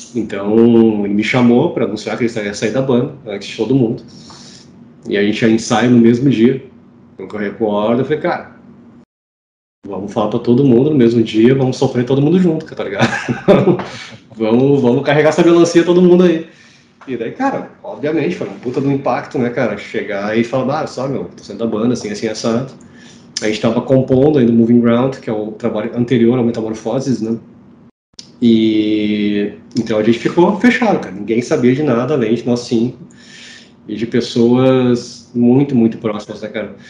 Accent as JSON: {"language": "Portuguese", "town": "Porto Alegre", "region": "Rio Grande do Sul", "country": "Brazil", "said": "Eu sou de Porto Alegre, estou em Porto Alegre."}